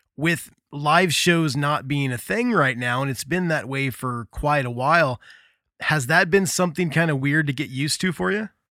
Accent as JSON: {"language": "English", "region": "Midwest", "country": "United States", "tie": "born or raised there", "said": "growing up in the Midwest"}